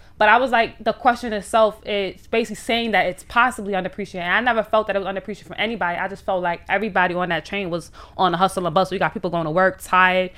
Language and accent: English; New York City, New York, United States; growing up in Harlem